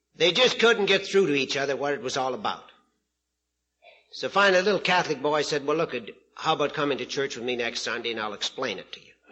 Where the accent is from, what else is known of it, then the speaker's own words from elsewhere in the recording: Prince Albert, Saskatchewan, Canada; I'm from Prince Albert, Saskatchewan, Canada